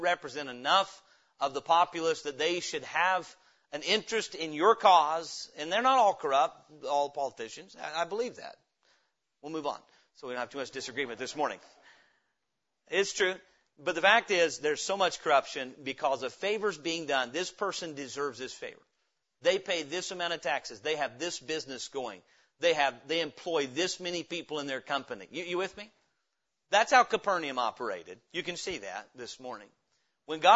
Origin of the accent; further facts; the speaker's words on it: Indiana, United States; moved away; also born or lived in Middle Tennessee; my grandpa had moved to Indiana for work, thus I was born there